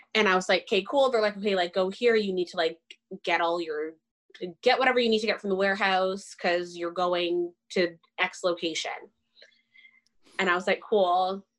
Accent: Richmond Hill, Ontario, Canada; also born or lived in Windsor; I'm well spoken because I grew up in Richmond Hill and I have an education

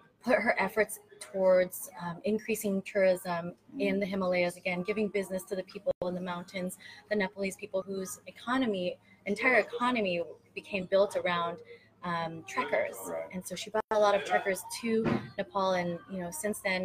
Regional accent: California, United States; I am from California

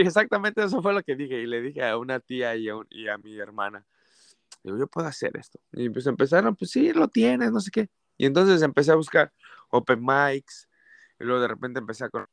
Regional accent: Mexico City, Mexico; moved away as an adult; now in Santa Barbara, United States; nací en la Ciudad de México, soy de la Ciudad de México

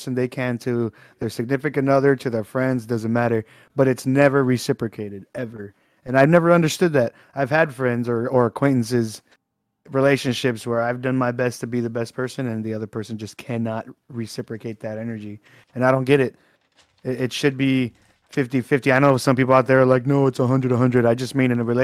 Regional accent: Texas, United States; I'm from Texas

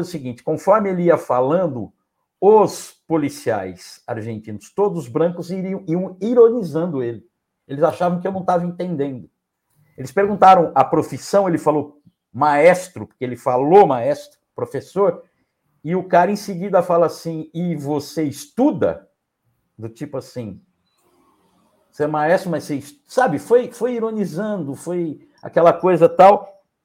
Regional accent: Brazil

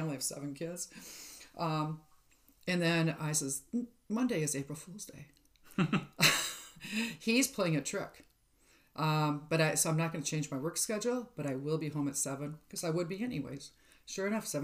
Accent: White Bear Lake, Minnesota, United States; I was raised in White Bear Lake, Minnesota.

